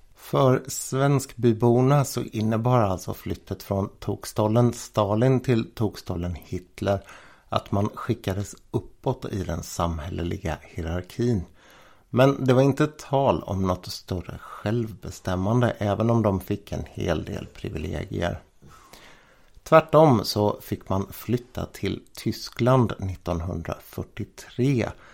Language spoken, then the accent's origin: Swedish; Jönköping, Jönköping County, Sweden; Jag är ju Jönköpingsbo och jag är född i Jönköping Sofia som församlingen heter